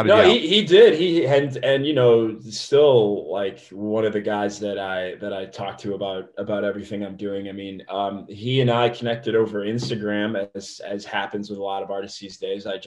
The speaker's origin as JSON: {"language": "English", "region": "Midwest", "country": "United States", "said": "but I'm from the Midwest."}